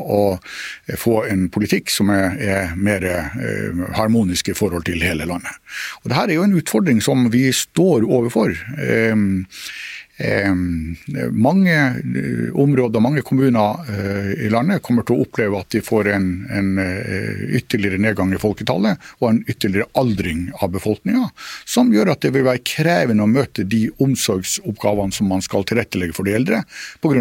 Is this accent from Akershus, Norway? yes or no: no; Finnmark, Norway; som finnmarking